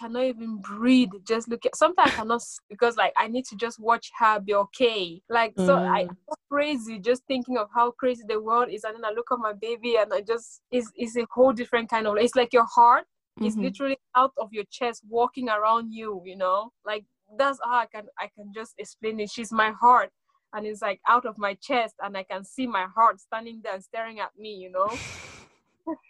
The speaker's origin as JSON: {"language": "English", "country": "Sweden", "tie": "born or raised there", "also_born_or_lived": "Cameroon", "said": "I'm Cameroonian born, I grew up in Sweden."}